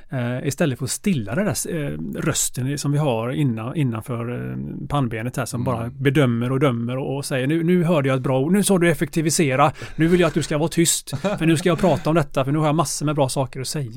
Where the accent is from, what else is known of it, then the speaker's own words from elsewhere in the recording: Gothenburg, Västra Götaland, Sweden; moved away as an adult; jag är eh, ursprungligen från Göteborg, eh, andra generationens invandrare